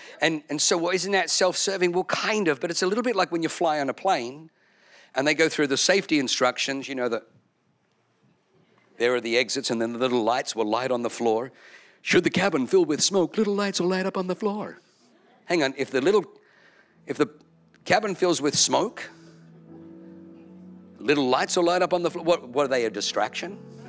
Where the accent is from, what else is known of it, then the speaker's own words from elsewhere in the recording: Germany; born there; I know, I was born in Germany.